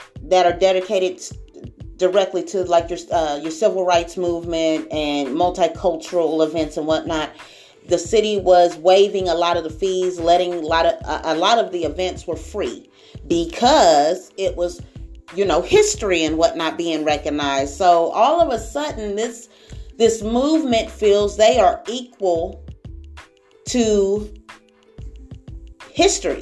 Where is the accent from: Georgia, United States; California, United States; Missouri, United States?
Missouri, United States; Springfield; moved away; I was born here in Springfield, Missouri. Went to Boyd Elementary, Berry Elementary, Jared Middle School, like a Northside kid. Then we moved Midtown, but Springfield has been home all of my life